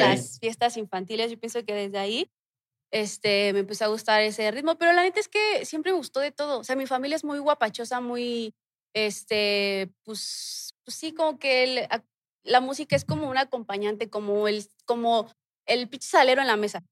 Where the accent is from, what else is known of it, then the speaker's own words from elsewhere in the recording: Mexico City, Mexico; Ahí crecí, ahí nací